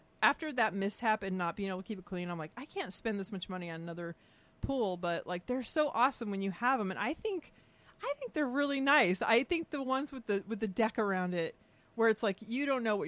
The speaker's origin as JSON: {"language": "English", "region": "California", "country": "United States", "tie": "born or raised there", "said": "growing up in California"}